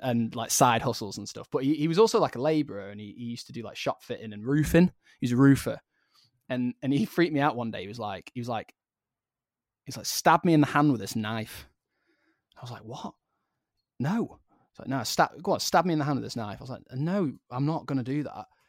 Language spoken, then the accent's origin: English; Blackpool, North West England, United Kingdom; growing up in Blackpool, it was just quite a rough place